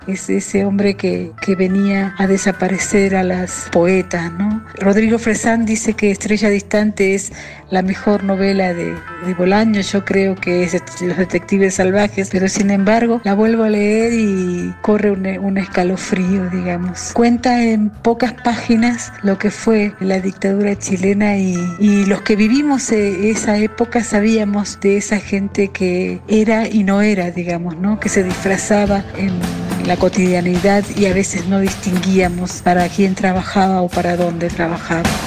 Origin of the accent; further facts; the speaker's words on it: Argentina; moved away as an adult; now in Mexico; vivo en México hace 20 años, pero soy argentina